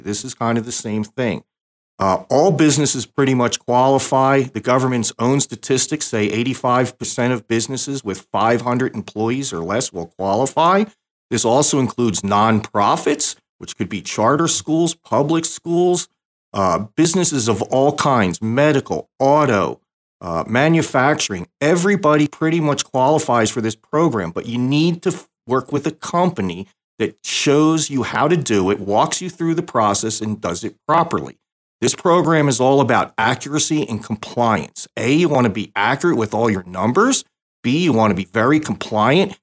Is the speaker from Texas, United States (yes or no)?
no; New Jersey, United States; also born or lived in Canada; I grew up in South Jersey, and that was a very blue state area